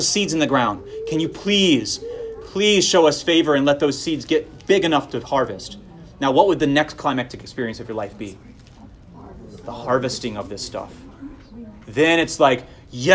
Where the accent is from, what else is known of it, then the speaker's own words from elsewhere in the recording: Florida, United States; I grew up in Florida